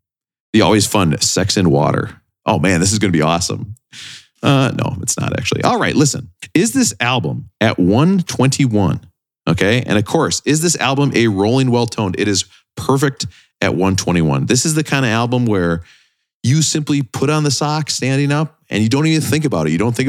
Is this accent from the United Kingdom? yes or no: yes; England, United Kingdom; Actually, I'm English.